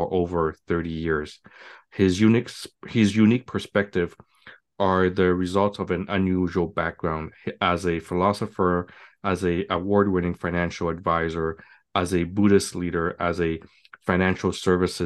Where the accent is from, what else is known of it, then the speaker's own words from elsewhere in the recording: Montreal, Quebec, Canada; now in Toronto, Canada; I'm from Montreal